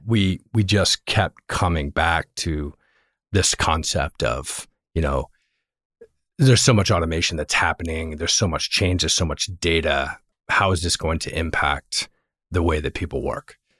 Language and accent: English; Virginia, United States; moved away as an adult; also born or lived in Northeast US / Europe / Los Angeles; now in Bay Area, United States; I actually am from Virginia. I grew up in Virginia.